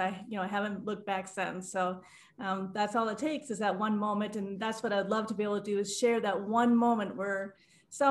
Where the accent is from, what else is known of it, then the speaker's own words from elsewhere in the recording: Midwest, United States; I grew up in the Midwest